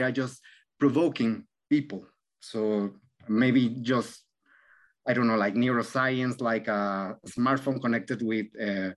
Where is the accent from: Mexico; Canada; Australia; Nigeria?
Mexico; moved away; also born or lived in Argentina; I'm from Mexico